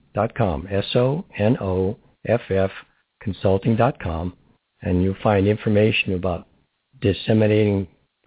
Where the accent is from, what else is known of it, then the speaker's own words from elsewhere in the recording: Barberton, Ohio, United States; now in Crestview Hills, United States; I was from Barberton, Ohio